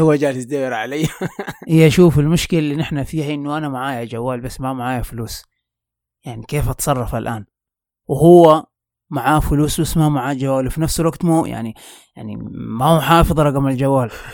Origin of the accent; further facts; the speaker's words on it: Mecca, Makkah Province, Saudi Arabia; عندنا في مكة في الحج يعني من بدري تتعلم إنك كيف تعتمد على نفسك